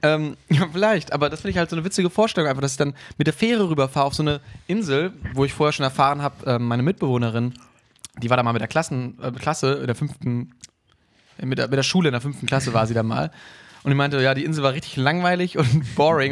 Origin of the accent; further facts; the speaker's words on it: Emsdetten, North Rhine-Westphalia, Germany; moved away; meine Heimat, ähm, Emstetten